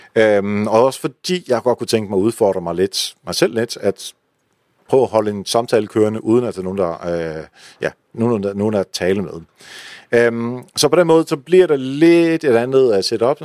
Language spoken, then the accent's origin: Danish; Netherlands; now in Denmark; nu kommer jeg jo fra Holland